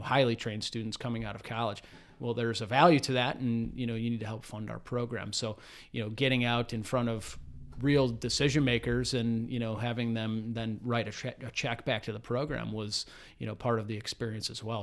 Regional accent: South Euclid, Ohio, United States; Grew up not too far from, from here, from our office in South Euclid, Ohio, so east side of, of Cleveland

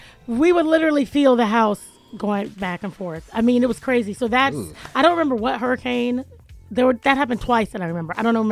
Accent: Jacksonville, Florida, United States; moved away; I'm from Jacksonville. Like, we grew up.

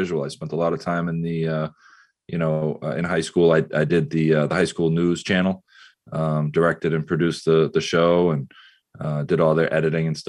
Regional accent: Beverly, Massachusetts, United States; I grew up in Beverly, my mother, my stepfather, my siblings, went to Beverly High School

